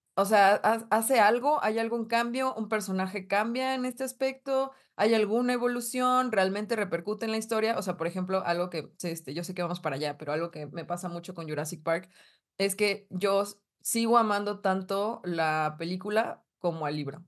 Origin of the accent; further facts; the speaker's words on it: northern Mexico, Mexico; accent: Polanco; Toda norteña